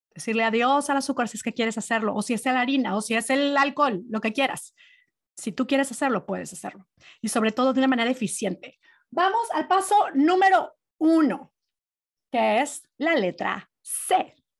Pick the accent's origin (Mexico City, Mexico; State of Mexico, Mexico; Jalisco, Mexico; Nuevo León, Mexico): Nuevo León, Mexico; Monterrey; born or raised there; moved away